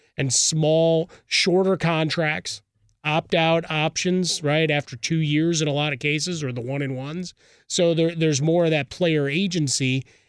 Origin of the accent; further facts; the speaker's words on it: Chicago, Illinois, United States; Dude, I'm from Chicago, okay?